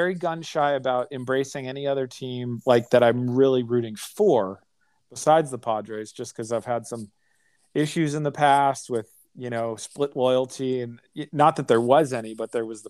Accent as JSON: {"language": "English", "town": "Chicago", "region": "Illinois", "country": "United States", "tie": "born or raised there", "said": "I was born in Chicago."}